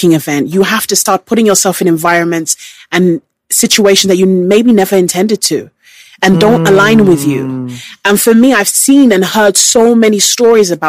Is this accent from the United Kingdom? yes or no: yes; United Kingdom; As a British person